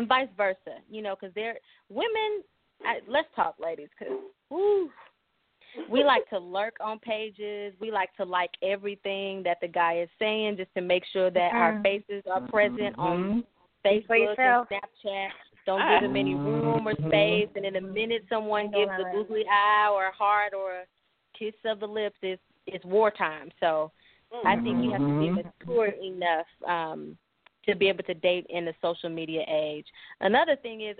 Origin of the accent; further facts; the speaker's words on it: East St. Louis, Illinois, United States; also born or lived in Denver, Colorado; now in Wichita, United States; my hometown of East St. Louis